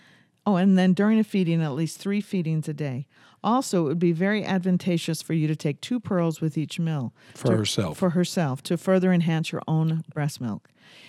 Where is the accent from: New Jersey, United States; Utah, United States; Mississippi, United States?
Utah, United States; St. George; See, I'm from St. George, so I say... I don't say healer.